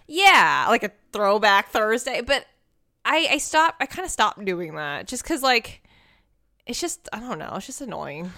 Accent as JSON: {"language": "English", "region": "Texas", "country": "United States", "moved": "yes", "lives_now": "Los Angeles, United States", "said": "I'm from Texas."}